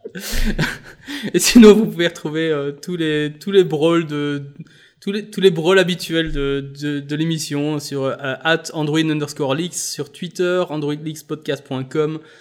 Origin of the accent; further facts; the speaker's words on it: Belgium; je suis belge